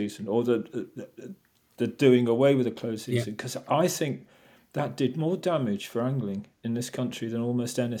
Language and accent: English; Whitstable, South East England, United Kingdom; I grew up in Whitstable